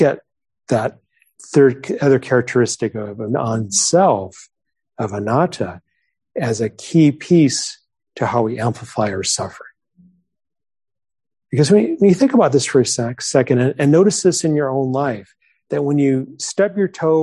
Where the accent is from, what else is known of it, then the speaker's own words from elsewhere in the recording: New Mexico, United States; moved away; I grew up in New Mexico